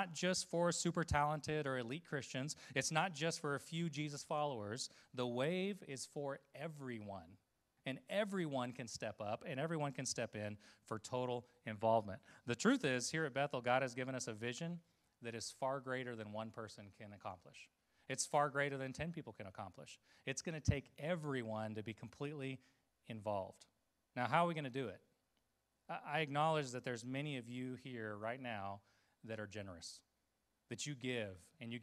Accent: Costa Rica; moved away; Growing up in Costa Rica

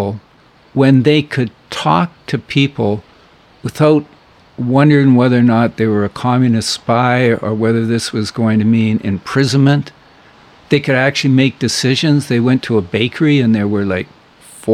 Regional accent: Edmonton, Alberta, Canada; moved away as an adult; now in Powell River, Canada; I grew up in Edmonton

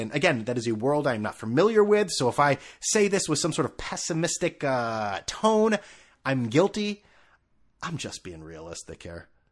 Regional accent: New England, United States; growing up in New England where it's all squares

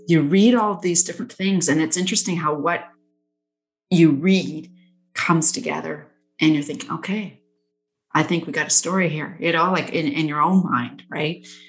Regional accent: Nanaimo, British Columbia, Canada; I was born in Nanaimo. Um, I lived in Nanaimo for like, God, 20 years

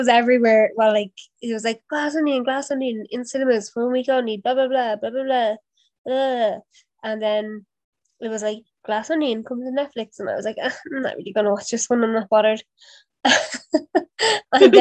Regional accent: Dublin, Leinster, Ireland; I am from Neilstown.

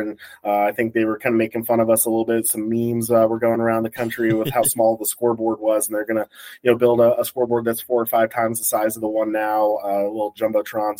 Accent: Colorado Springs, Colorado, United States; I grew up in Colorado Springs

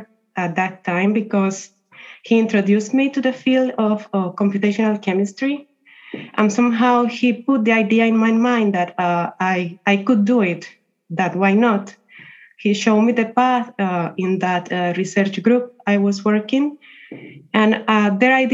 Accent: Colombia; moved away as an adult; also born or lived in Italy; I come from Colombia.

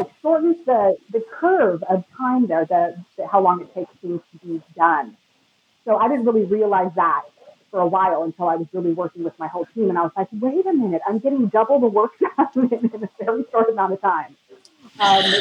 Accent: California, United States; moved away as an adult; now in Mexico; I'm originally from California

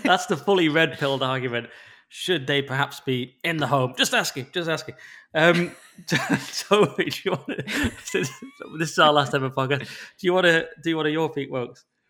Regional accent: England, United Kingdom; as an English person

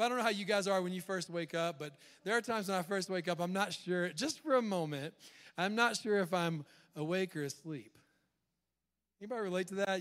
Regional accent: the South, United States; I was raised in the South

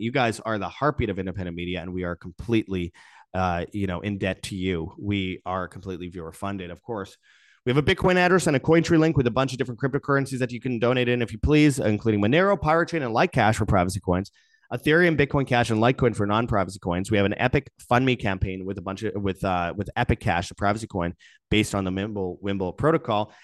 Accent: Winnipeg, Manitoba, Canada; Peter Nygaard's from Winnipeg, Canada, my hometown

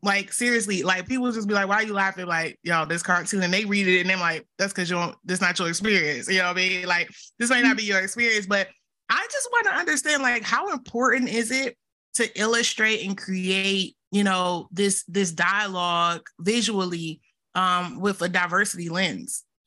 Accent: the South, United States; accent: Southern; with all my Southern accent

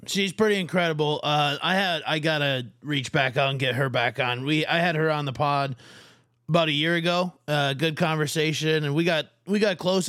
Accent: Fairmont, Minnesota, United States; all of the sports that I played growing up in Fairmont

